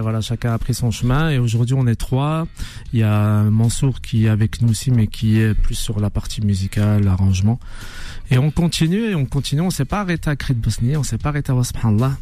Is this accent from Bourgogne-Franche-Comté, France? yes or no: yes; Dijon, Bourgogne-Franche-Comté, France; je viens de Dijon